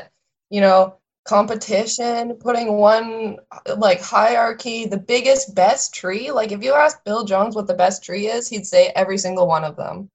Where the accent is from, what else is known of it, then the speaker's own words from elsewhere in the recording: southeastern Alberta, Canada; moved away as an adult; also born or lived in West Coast; I'm from Alberta and I'm from southeastern Alberta, where it's legendarily treeless.